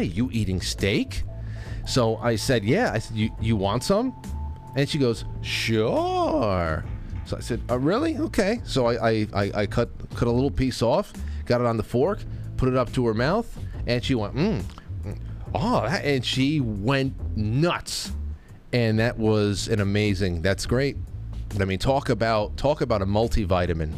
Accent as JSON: {"language": "English", "region": "New York", "country": "United States", "tie": "born or raised there", "moved": "yes", "said": "my home state of New York"}